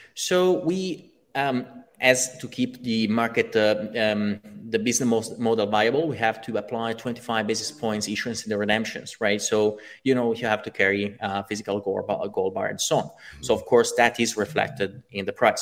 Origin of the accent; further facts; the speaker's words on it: Italy; I come from Italy